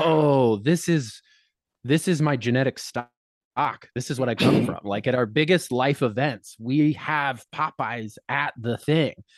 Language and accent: English; Colorado, United States; moved away as an adult; I grew up in Colorado lived there till I was 22